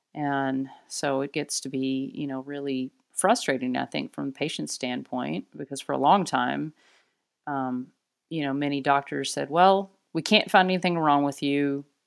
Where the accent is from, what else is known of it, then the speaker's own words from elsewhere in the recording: Arkansas, United States; moved away as an adult; now in Portland, United States; I'm originally from Arkansas, and so, uh, a long way from where I was born and raised.